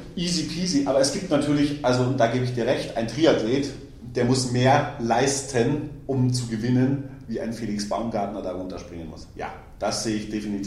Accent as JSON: {"language": "German", "country": "Germany", "said": "wir in Deutschland"}